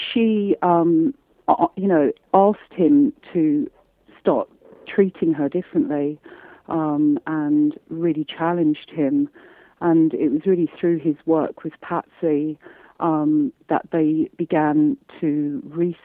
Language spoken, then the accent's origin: English; London, United Kingdom; I say that as a Londoner